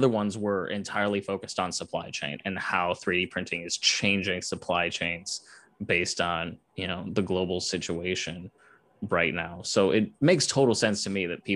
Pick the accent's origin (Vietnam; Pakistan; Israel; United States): United States; Cleveland, Ohio; I grew up in the Cleveland area